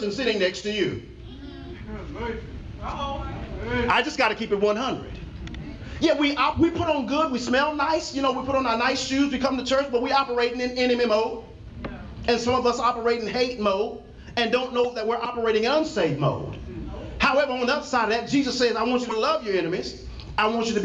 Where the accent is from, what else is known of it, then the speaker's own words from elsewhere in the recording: Texas, United States; I'm from Texas